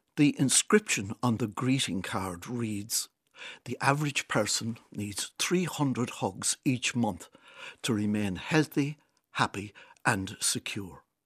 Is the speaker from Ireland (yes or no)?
yes; Kilkenny, Leinster, Ireland; my hometown of Kilkenny